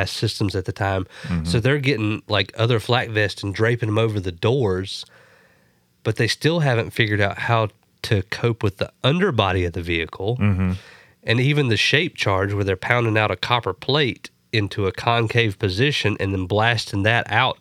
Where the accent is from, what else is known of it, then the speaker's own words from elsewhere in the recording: United States; I'm American